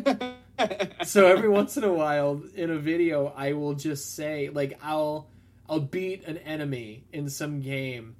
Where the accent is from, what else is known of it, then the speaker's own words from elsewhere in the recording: Alsip, Illinois, United States; growing up in Alsip